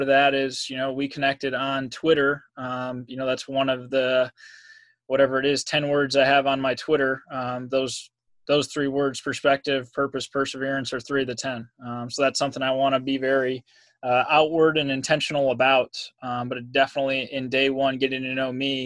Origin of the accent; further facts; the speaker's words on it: Belvidere, Illinois, United States; moved away as an adult; also born or lived in Santa Rosa, California / Indiana / Albany, New York; I was born in Santa Rosa, California. Grew up in Belvidere, Illinois, which is about an hour north of Chicago